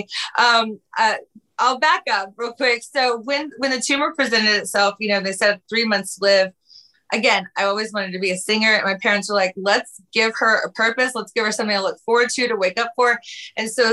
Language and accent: English; Houston, Texas, United States; I grew up in Houston, Texas, where I am currently